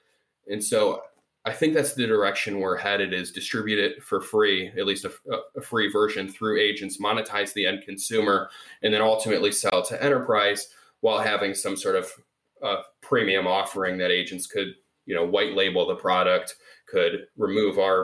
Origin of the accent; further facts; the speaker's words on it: Cleveland, Ohio, United States; moved away as an adult; also born or lived in Michigan; now in Chicago, United States; I grew up in Cleveland